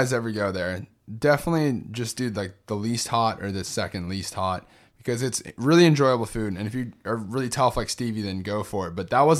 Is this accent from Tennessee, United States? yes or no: no; San Benito, Texas, United States; Oh, yeah, I'm from San Benito, Texas.